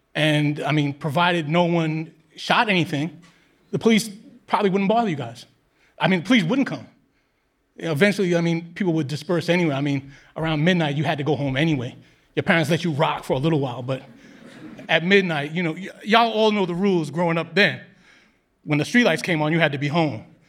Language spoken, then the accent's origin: English; New York City, New York, United States; I grew up in New York City at a similar time, but I grew up in Queens